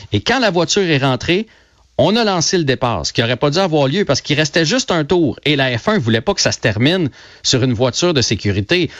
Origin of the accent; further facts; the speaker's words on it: Trois-Rivières, Quebec, Canada; je viens de Trois-Rivières